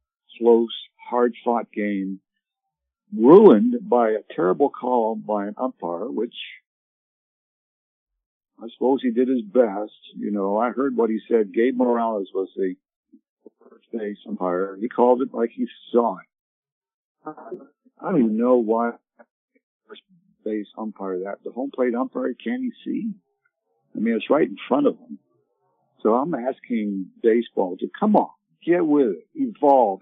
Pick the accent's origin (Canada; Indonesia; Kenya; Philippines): Canada; also born or lived in Ottawa, Canada; now in United States; I grew up in Canada